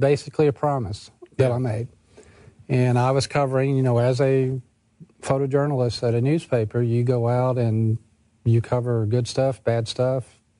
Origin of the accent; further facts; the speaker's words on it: Jackson, Mississippi, United States; moved away as an adult; also born or lived in Brookhaven, Mississippi; now in Mississippi Gulf Coast, United States; Jackson's my hometown, born and raised.